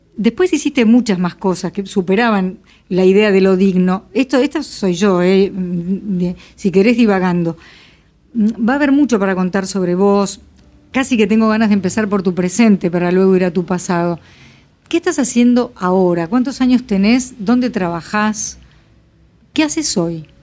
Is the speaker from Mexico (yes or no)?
no; Buenos Aires, Argentina; no voy a decir argentino, pero por lo menos porteño, y yo soy muy porteña